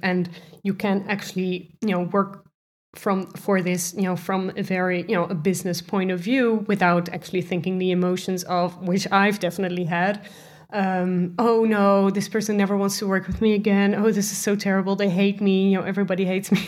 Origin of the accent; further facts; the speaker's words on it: Netherlands; I'm, I'm from the Netherlands